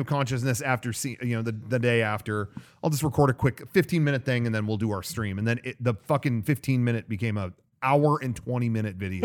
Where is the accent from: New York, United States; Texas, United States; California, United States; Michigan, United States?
California, United States; being a Californian